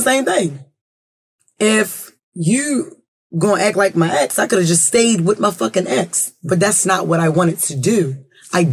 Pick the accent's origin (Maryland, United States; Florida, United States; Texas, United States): Maryland, United States; Baltimore; I'm not even from New York. You know, we from Baltimore